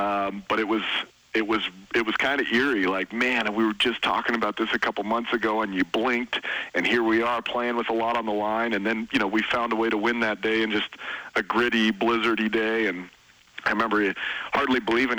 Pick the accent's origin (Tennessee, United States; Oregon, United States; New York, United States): Oregon, United States; moved away; also born or lived in Montana; I grew up in Oregon, in Oregon, so my folks were Oregon State people